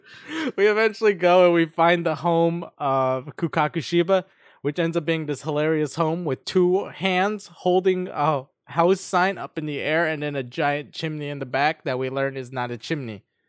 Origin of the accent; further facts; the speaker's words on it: United States; I'm just an American